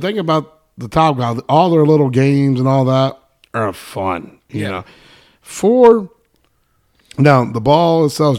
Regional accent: Amarillo, Texas, United States; I'm from Amarillo.

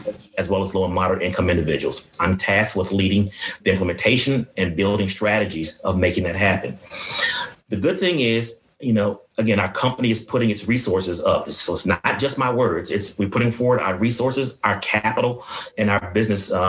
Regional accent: Washington, District of Columbia, United States; moved away; also born or lived in Prince George's County, Maryland; I grew up in Southeast Washington, moved into Prince George's County, and lived in apartments until I finished school

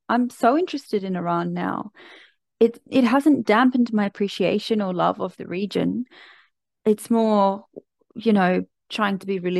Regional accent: Australia; As an Australian going to Bali is hardly a remarkable feat.

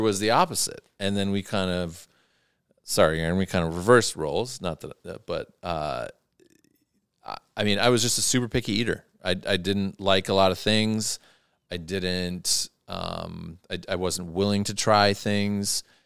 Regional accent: Athens, Ohio, United States; my hometown of Athens, Ohio

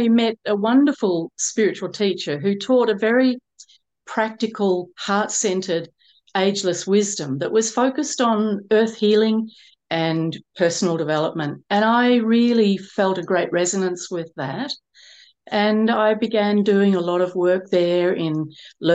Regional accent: Melbourne, Victoria, Australia; I grew up in Melbourne in Australia, and I had a single mum.

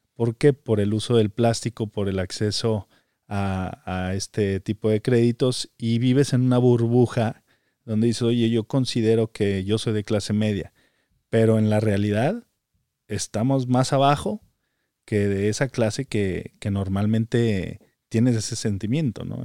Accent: Zacatecas, Mexico; moved away as an adult; also born or lived in Mexico City; now in United States; nací en, México, eh, pero desde muy pequeño mis padres decidieron mudarse a la ciudad de Zacatecas y prácticamente ahí crecí toda mi vida.

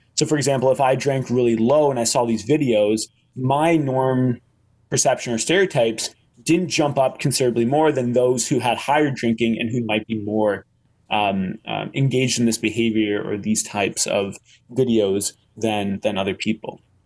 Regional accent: Canada; I'm Canadian

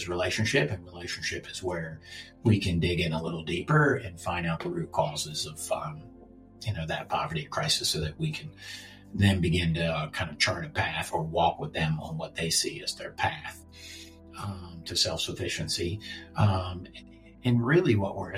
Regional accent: Baltimore, Maryland, United States; I'm from here. This is my hometown

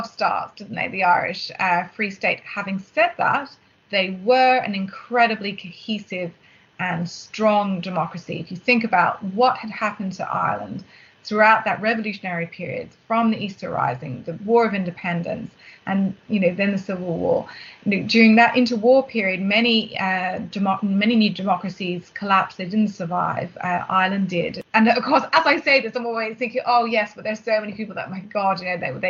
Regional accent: Australia; as an Australian

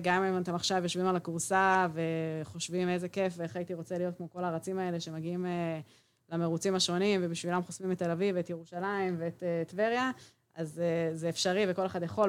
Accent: Israel; גדלתי ילדות אה, בקיבוץ

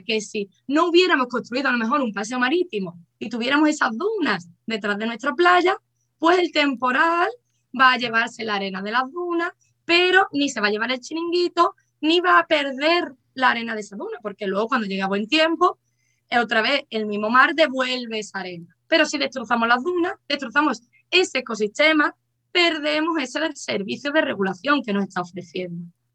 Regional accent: Cádiz, Andalusia, Spain; soy de Cádiz

